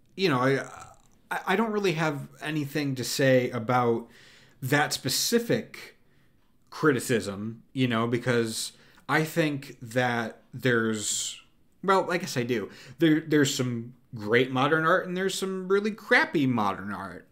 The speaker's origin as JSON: {"language": "English", "country": "United States", "said": "I'm an American. I, I live in America."}